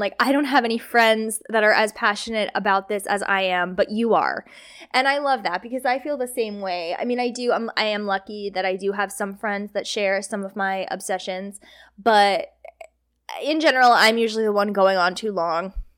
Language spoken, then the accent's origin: English; New Jersey, United States; I'm from New Jersey